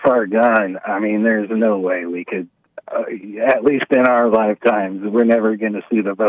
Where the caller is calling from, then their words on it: Florida, United States; I'm calling from Florida